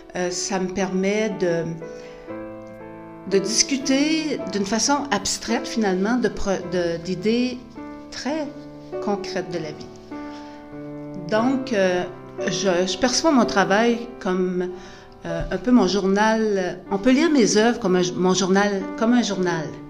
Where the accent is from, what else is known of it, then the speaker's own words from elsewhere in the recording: Gaspésie, Quebec, Canada; now in New Brunswick, Canada; J'habite au Nouveau-Brunswick depuis une trentaine d'années, mais je suis originaire de la Gaspésie.